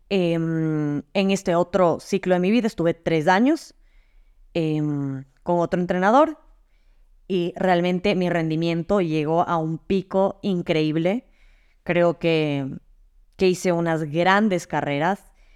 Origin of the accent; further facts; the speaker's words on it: Ecuador; moved away; also born or lived in Madrid, Spain; regresé a Ecuador